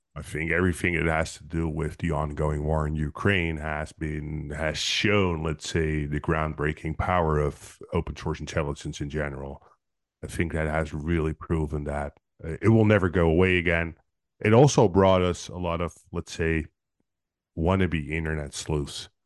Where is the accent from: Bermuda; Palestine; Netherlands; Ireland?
Netherlands; I'm from Netherlands